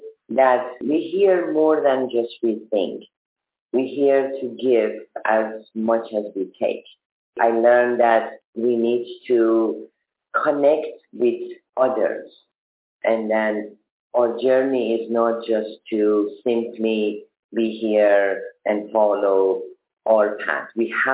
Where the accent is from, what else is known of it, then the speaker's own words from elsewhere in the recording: Germany; Because I'm from Germany.